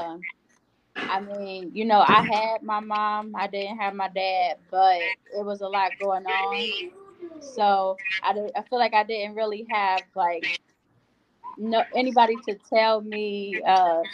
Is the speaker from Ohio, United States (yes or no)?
yes; Ohio, United States; I'm from Ohio. So our high school, we had an actual daycare connected to our high school